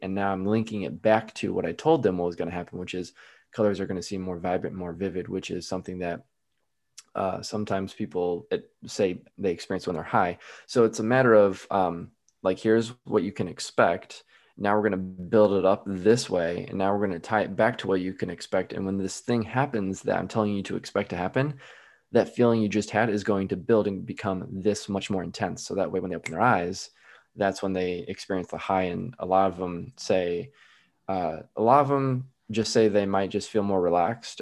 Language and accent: English; Midwest, United States; I'm from the Midwest